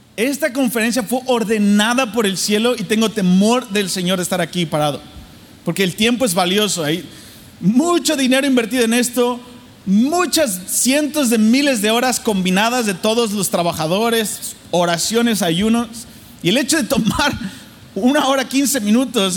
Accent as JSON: {"language": "Spanish", "region": "Mexico City", "country": "Mexico", "tie": "born or raised there", "said": "la Ciudad de México donde yo nací. Yo nací en el, en el cepo, así, súper difícil mi ciudad en México, Distrito Federal"}